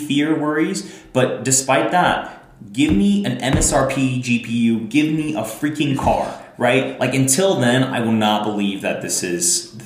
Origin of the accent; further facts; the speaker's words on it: United States; As an American